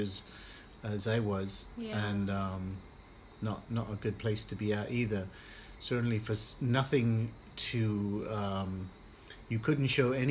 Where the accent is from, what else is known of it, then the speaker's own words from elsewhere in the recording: Barbados; I grew up mainly in Barbados